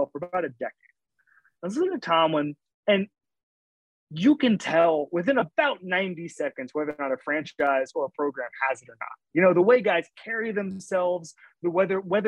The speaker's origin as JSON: {"language": "English", "town": "Orlando", "region": "Florida", "country": "United States", "tie": "born or raised there", "said": "growing up in Orlando"}